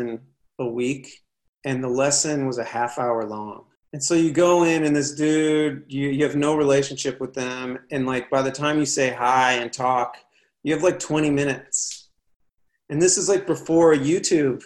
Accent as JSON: {"language": "English", "town": "Cleveland", "region": "Ohio", "country": "United States", "tie": "born or raised there", "also_born_or_lived": "Los Angeles", "moved": "as an adult", "said": "growing up in Cleveland"}